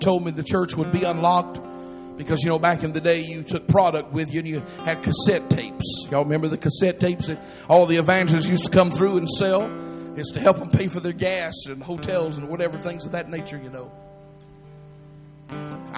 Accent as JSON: {"language": "English", "town": "Atlanta", "region": "Georgia", "country": "United States", "said": "I'm originally from Atlanta"}